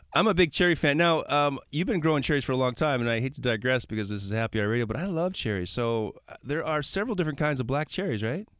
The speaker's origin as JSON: {"language": "English", "town": "Milwaukee", "region": "Wisconsin", "country": "United States", "said": "I'm from Milwaukee"}